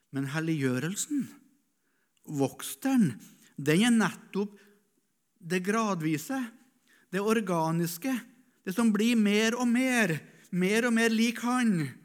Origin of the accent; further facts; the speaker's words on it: Norway; Jeg satt som gutt i Misjonsforeninga hjemme på Rødde